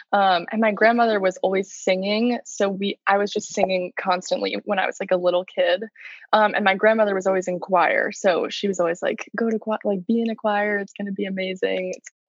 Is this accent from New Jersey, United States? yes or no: no; Maryland, United States; also born or lived in Georgia; No, I was born in Georgia, actually. We moved around a lot and kind of settled just in Maryland. So that's where I say I'm from.